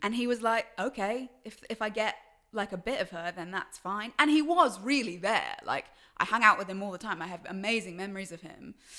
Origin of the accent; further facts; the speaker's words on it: London, United Kingdom; also born or lived in New Zealand; I grew up in London and also a little bit of New Zealand